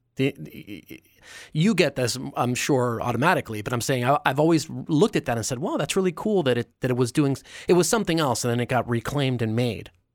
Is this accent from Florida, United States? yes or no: no; New York, United States; as a New Yorker